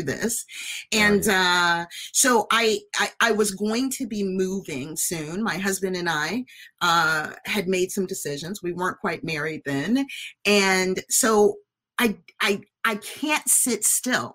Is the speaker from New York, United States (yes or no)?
no; Chicago, Illinois, United States; I am from Chicago